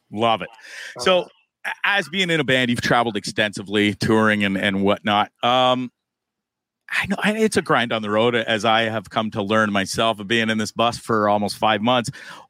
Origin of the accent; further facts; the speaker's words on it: Hamilton, Ontario, Canada; moved away; I'm born and raised in Hamilton